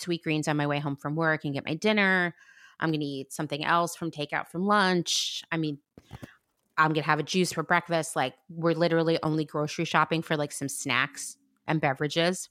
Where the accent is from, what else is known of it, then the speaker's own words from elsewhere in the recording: Pennsylvania, United States; I grew up in Pennsylvania